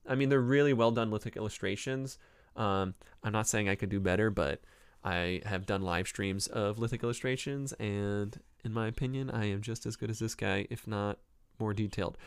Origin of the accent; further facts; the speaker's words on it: Cleveland, Ohio, United States; accent: Northeast Ohio Clevelander; I'm from the Cleveland area